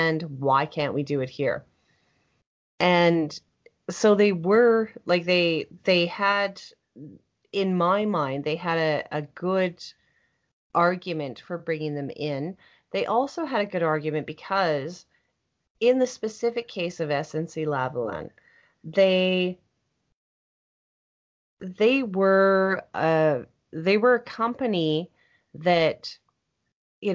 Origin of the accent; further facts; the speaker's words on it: Canada; as a Canadian